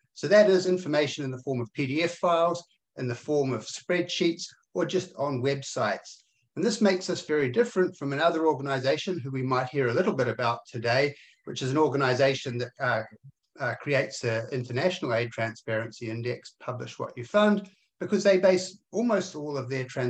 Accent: New Zealand; I'm very happy as a New Zealander

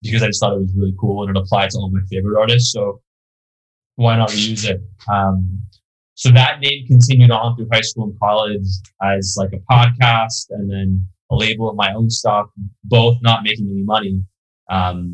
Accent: Beverly Hills, California, United States; also born or lived in New York; I was born in New York, but I grew up in Beverly Hills

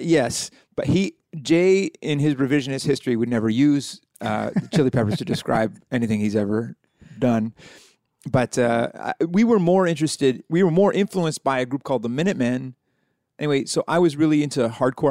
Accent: Halifax, Nova Scotia, Canada; I'm, uh, from Halifax, Nova Scotia

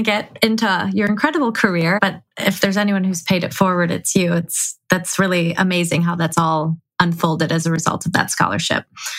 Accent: Chicago, Illinois, United States; now in California, United States; I mean, I moved to California from Chicago and that was hard for me.

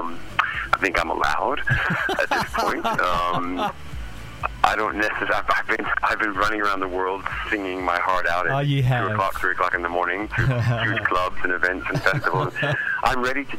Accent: United States; moved away as an adult; now in England; I'm an American who has spent the last 20 years in England

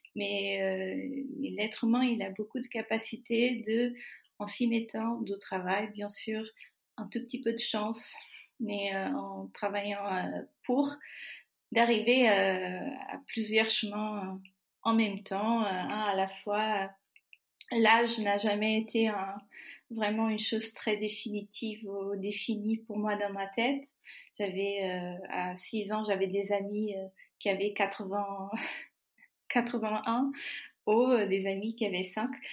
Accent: Trás-os-Montes e Alto Douro, Portugal; French is a second language; moved away as an adult; now in Paris region, France; je suis née au Portugal, mes parents y étaient, mes grands-parents, mes y étaient

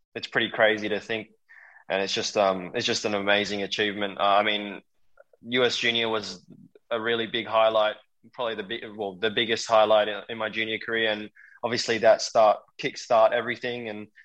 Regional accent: Australia; we're both Australian

